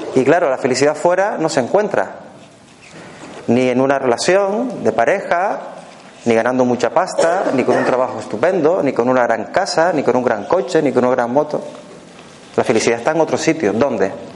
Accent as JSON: {"language": "Spanish", "region": "Canary Islands", "country": "Spain", "accent": "Canarian", "moved": "yes", "lives_now": "Barcelona, Spain", "said": "yo soy un canario residente en Barcelona. O sea que cuando me a decir cerebro con S, por ejemplo, no es que me pase nada en la boca, es que es mi forma de hablar"}